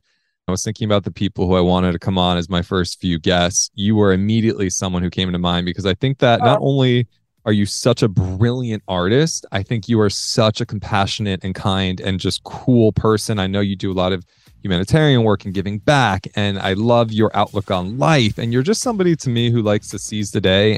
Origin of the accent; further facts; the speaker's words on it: New Jersey, United States; I'm an Italian from Jersey